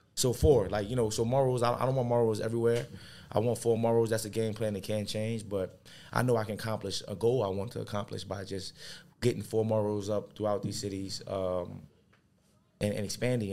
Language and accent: English; New Orleans, Louisiana, United States; being raised in New Orleans